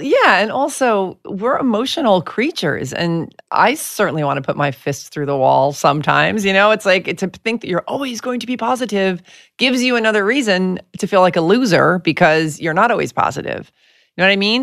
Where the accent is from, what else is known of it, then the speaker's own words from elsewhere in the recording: New York, United States; I'm from New York.